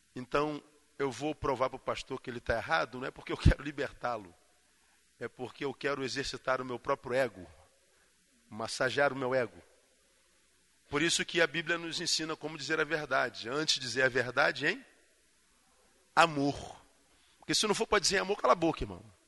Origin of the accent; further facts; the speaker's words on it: Rio de Janeiro, Brazil; Eu sou carioca, estou acostumado com, com, com calor